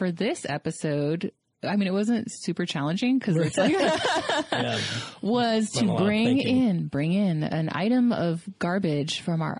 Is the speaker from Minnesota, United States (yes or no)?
no; South Florida, United States; I'm from South Florida